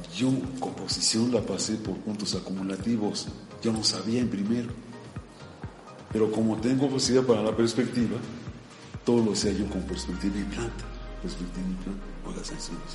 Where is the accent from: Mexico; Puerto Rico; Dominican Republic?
Mexico; Pachuca, Hidalgo; Yo soy originario de Pachuca Hidalgo, soy tuzo. Nací en un barrio muy popular de Pachuca